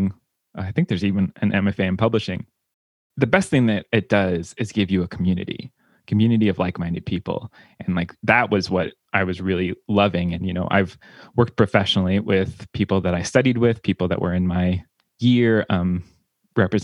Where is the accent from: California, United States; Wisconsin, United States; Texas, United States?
California, United States; Santa Clarita; moved away as an adult; now in New York City, United States; I'm originally from California, Santa Clarita, and made the trek over into New York about actually 10 years ago.